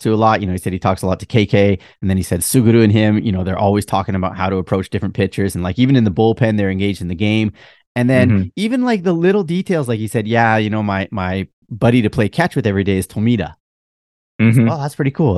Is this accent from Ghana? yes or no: no; Canada; accent: Canadian; now in Japan; my Canadian accent